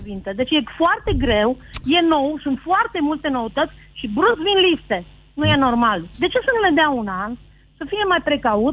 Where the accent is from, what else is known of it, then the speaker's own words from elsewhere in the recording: Transylvania, Romania; eu sunt din Ardeal